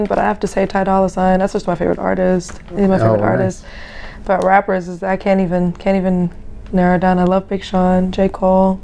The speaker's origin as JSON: {"language": "English", "country": "Germany", "also_born_or_lived": "Brooklyn", "moved": "yes", "lives_now": "Atlanta, United States", "said": "I'm from Germany"}